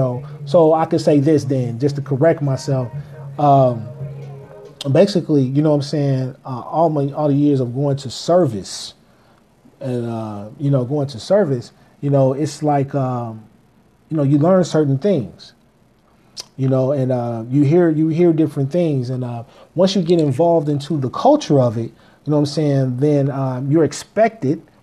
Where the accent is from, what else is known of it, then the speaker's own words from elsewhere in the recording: Kansas City, Missouri, United States; moved away; I'm from Kansas City, Missouri